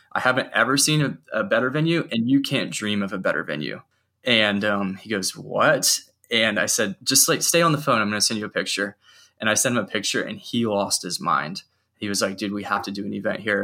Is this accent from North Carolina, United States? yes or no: yes; Charlotte, North Carolina, United States; I grew up in Charlotte, North Carolina